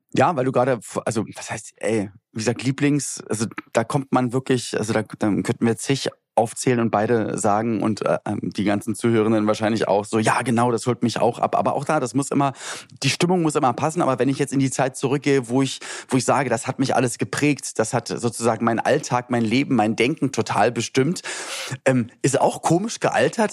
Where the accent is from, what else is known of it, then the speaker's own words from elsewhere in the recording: Berlin, Germany; bei uns in Berlin-Spandau, wo ich aufgewachsen bin